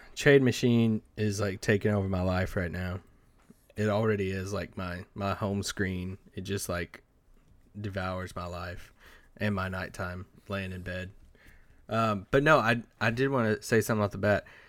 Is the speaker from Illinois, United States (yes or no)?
no; Kentucky, United States; born or raised there; moved away